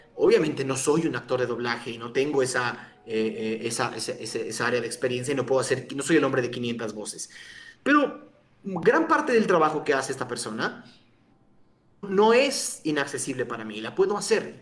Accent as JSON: {"language": "Spanish", "country": "Mexico"}